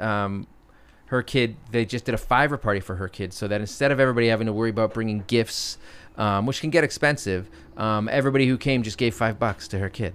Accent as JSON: {"language": "English", "region": "Connecticut", "country": "United States", "tie": "born or raised there", "moved": "yes", "lives_now": "Brooklyn, United States", "said": "my hometown of Connecticut"}